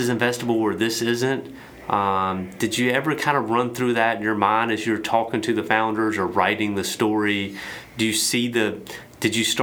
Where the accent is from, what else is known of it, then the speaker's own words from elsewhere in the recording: the South, United States; we're from the South